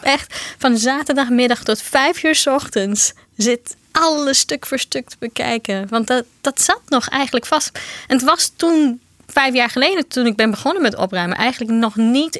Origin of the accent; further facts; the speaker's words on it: Brazil; Dutch is a second language; now in Netherlands; Ik kom zelf uit Brazilië